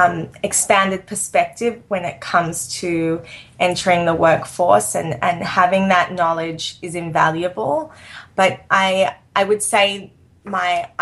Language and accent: English; Sydney, New South Wales, Australia; moved away as an adult; now in New York, United States; I grew up in Sydney, Australia, which is no small city